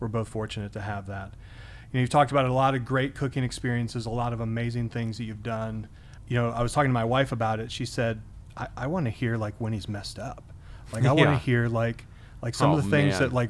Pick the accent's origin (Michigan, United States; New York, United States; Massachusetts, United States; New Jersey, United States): Michigan, United States; moved away; We're both from Michigan.